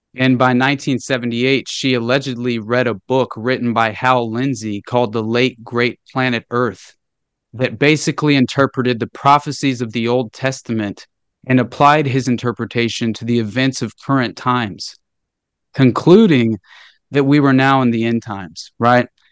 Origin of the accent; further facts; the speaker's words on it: Northwest Arkansas, United States; I grew up in Northwest Arkansas, okay? And super rural area